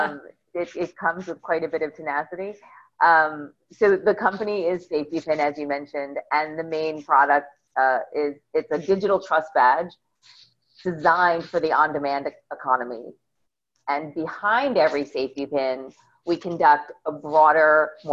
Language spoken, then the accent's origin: English; outside of New York, United States; moved away as an adult; now in Baltimore, United States; I grew up outside of New York and then went back to Maryland to go to college and ended up hunkering down in Baltimore